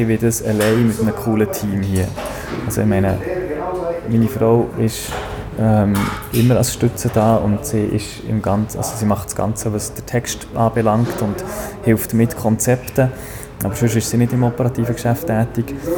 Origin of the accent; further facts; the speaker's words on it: Niederscherli, Bern, Switzerland; ich bin in Niederscherli aufgewachsen